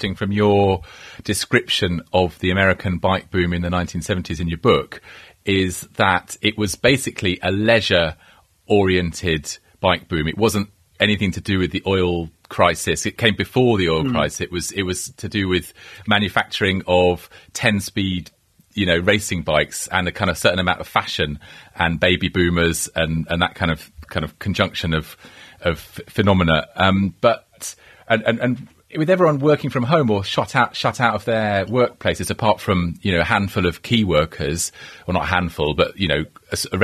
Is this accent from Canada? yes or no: no; London, United Kingdom; moved away as an adult; also born or lived in California; now in Wales; I've lived in London for, well, all my life, really